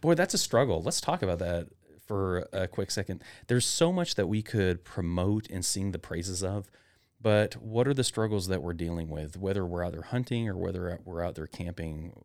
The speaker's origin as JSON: {"language": "English", "region": "Northwest Arkansas", "country": "United States", "tie": "born or raised there", "also_born_or_lived": "Chattanooga, Tennessee", "moved": "as an adult", "lives_now": "Meridian, United States", "said": "growing up in Northwest Arkansas, a rural tiny town"}